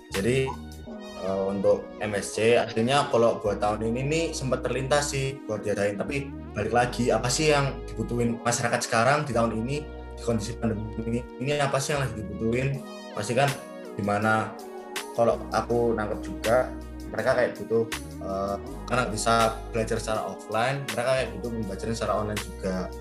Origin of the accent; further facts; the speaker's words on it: Surabaya, East Java, Indonesia; aku ya sebagai anak Surabaya